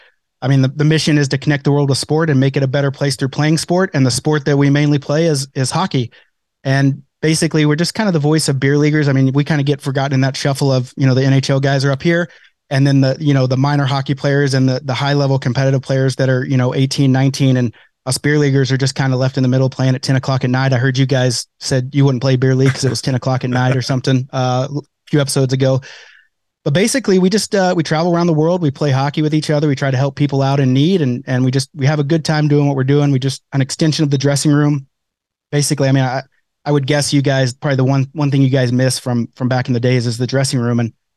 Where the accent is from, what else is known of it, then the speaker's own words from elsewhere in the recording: Oklahoma, United States; moved away as an adult; now in Calgary, Canada; Like, I'm from Oklahoma originally.